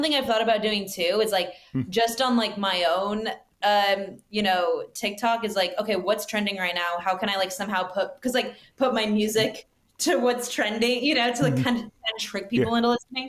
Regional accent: Arizona, United States; my own personal experience about growing up in Arizona

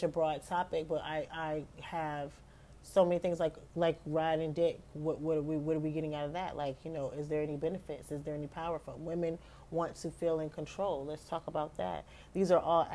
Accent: United States; I'm an American

